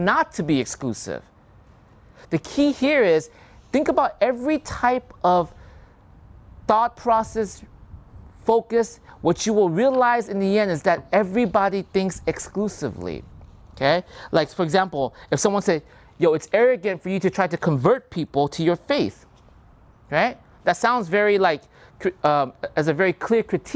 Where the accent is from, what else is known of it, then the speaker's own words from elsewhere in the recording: United States; I grew up here in America